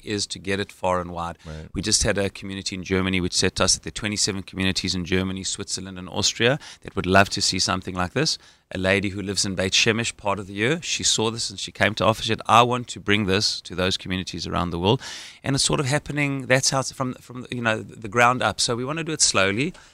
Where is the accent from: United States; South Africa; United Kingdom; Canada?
South Africa; Johannesburg, Gauteng; accent: South African; moved away as an adult; now in Israel; having grown up in Johannesburg, South Africa, I made Aliyah when I was 18